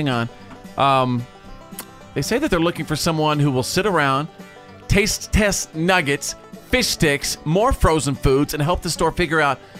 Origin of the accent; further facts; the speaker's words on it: North Texas, United States; My mother in North Texas raised me on chicken nuggets.